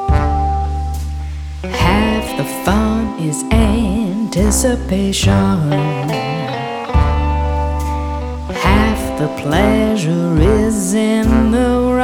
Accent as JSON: {"language": "English", "region": "Virginia", "country": "United States", "tie": "born or raised there", "moved": "yes", "lives_now": "Western Massachusetts, United States", "said": "Growing up in Virginia"}